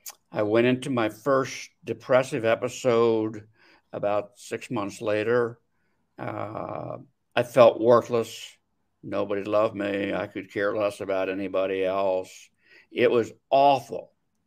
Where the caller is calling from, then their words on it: Scottsdale, Arizona, United States; Scottsdale, Arizona.